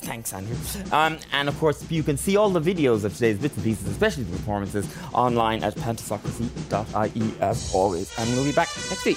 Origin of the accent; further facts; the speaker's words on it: Ireland; also born or lived in Tokyo, Japan; I'm delighted to be Irish